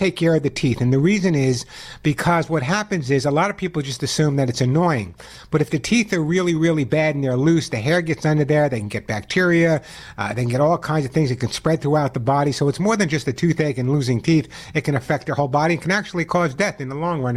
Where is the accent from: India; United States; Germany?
United States; Santa Monica, California; my hometown of Santa Monica